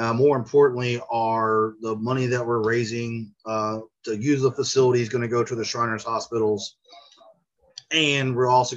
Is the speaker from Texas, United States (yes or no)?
no; Tulsa, Oklahoma, United States; now in Oklahoma City, United States; I'm from Tulsa, so it's a little bit more hilly where I'm from, on the northeast side of Oklahoma.